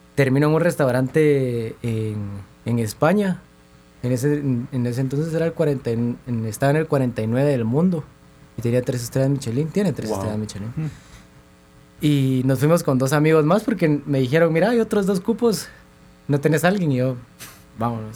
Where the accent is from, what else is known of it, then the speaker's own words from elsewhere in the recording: Guatemala; Sí, somos de Guatemala